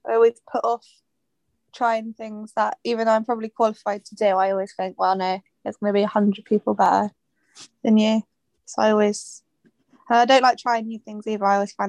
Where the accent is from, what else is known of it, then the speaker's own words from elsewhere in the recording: Bristol, South West England, United Kingdom; now in London, United Kingdom; also at City. I'm from Bristol.